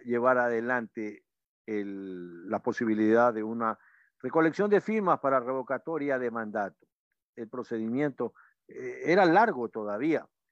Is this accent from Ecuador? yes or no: yes; Ecuador; como ecuatorianos